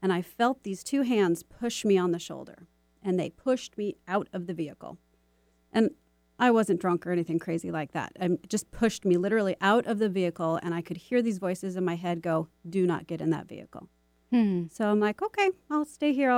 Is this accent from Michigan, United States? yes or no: yes; Michigan, United States; now in Seattle, United States; growing up in Michigan